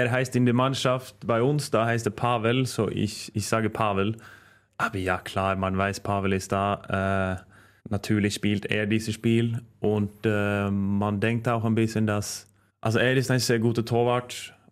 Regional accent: Norway; German is a second language; now in Germany; weil das war die erste Club, wo ich habe gewechselt, weg von meiner Heimat. Äh, also ich habe vorher in Kolstad gespielt und Trondheim.

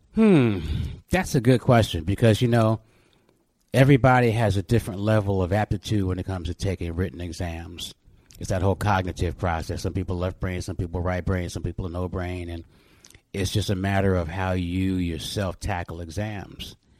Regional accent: New York City, New York, United States; also born or lived in Corona, Queens; I was born in Corona, Queens, mm and Jamaica Hospital, and then moved to St. Albans when I was five years old, and stayed there essentially until I went off to college

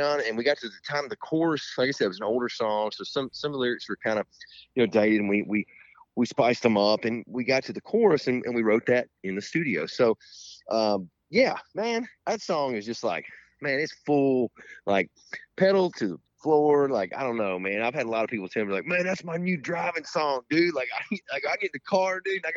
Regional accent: Edmonton, Kentucky, United States; everybody from Chris and my hometown, Edmonton, can come over

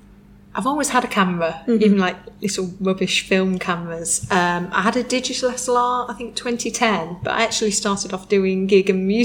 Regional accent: Manchester, North West England, United Kingdom; I'm from Manchester

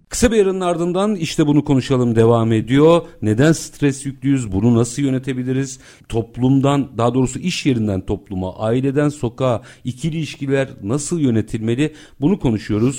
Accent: Istanbul, Turkey; ben doğma büyüme Bakırköylüyüm.

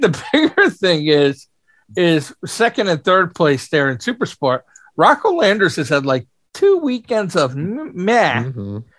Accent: United States; as an American

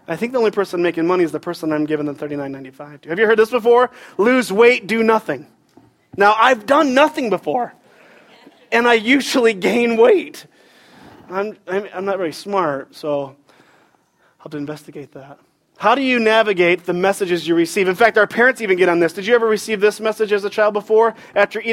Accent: Michigan, United States; now in Raleigh, United States; I grew up in Michigan

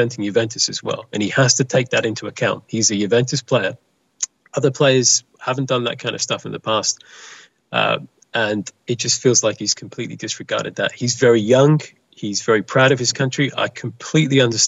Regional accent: England, United Kingdom; because I'm English

